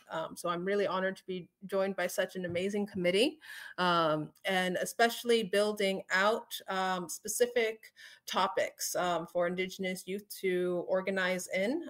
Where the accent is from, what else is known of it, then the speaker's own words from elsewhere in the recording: United States; I am from the Omaha Tribe of Nebraska in Iowa.